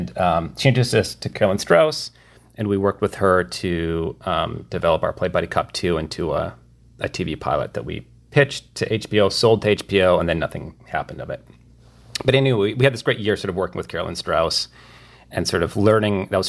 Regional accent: Midwest, United States; we're from the Midwest

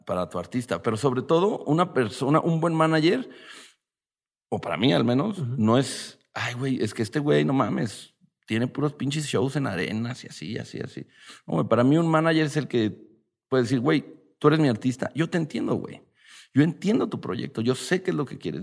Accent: Mexico City, Mexico; also born or lived in Ixtapaluca, State of Mexico; ya vivíamos en Cabeza de Juárez. Y luego nos fuimos a vivir más al pinche estado

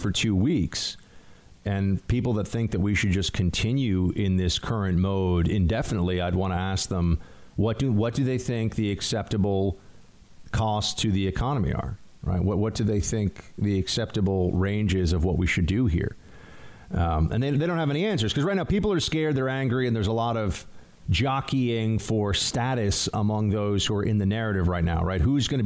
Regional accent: New York, United States; I'm from New York. It's how we talk.

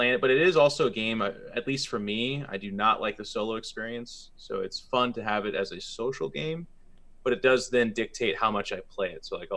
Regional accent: Seattle, Washington, United States; Being born and raised in Seattle

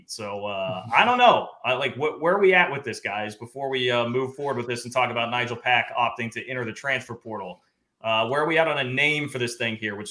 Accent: Johnson County, Kansas, United States; I grew up in Johnson County.

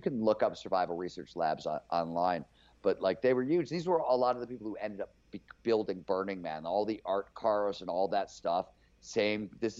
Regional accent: Cleveland, Ohio, United States; It was like bands would show up to play where I grew up in Cleveland.

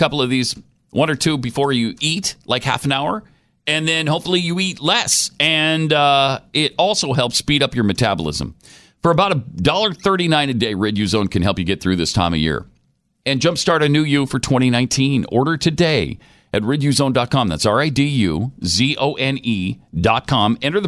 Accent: Montana, United States; also born or lived in Utah / Houston, United States; I grew up in Montana where it's really dry, and then moved to Utah first, where it was probably even drier, one of the driest places on the planet, and then moved back east where it was occasionally humid, but then wound up in Houston for 8 years where it's always humid.

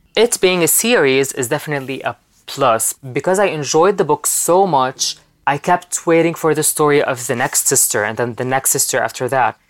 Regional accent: Lebanon; I'm from Lebanon, live from Lebanon right now. I was born there and I live there

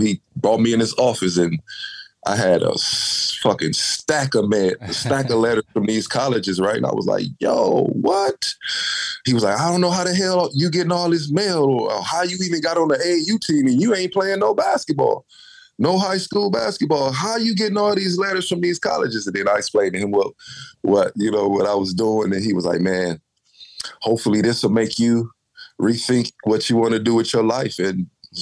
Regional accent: Flint, Michigan, United States; growing up in Flint was, you know, it was rough

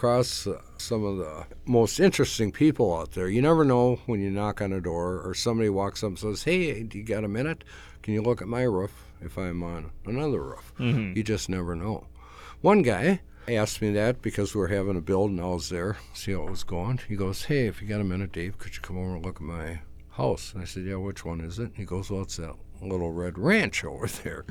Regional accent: South Haven, Minnesota, United States; now in Baxter, United States; I grew up in South Haven, Minnesota

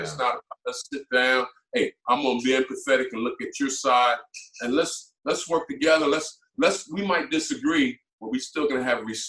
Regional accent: Camden, New Jersey, United States; moved away as an adult; also born or lived in Lexington, Kentucky; So I was born in Camden, New Jersey, lived in the projects. So economically, it was a little different

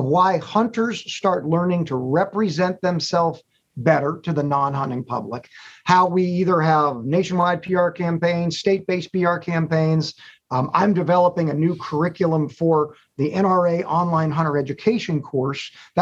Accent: Northern Virginia, United States; I grew up in the Northern Virginia area

